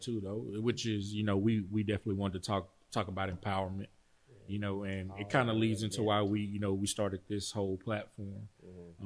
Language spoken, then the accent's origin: English; Pittsburgh, Texas, United States; moved away; my hometown, Pittsburgh, Texas